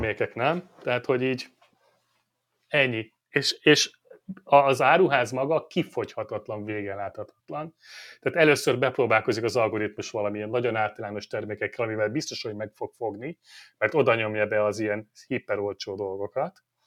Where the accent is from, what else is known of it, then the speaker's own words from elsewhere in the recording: Hungary; Magyarok vagyunk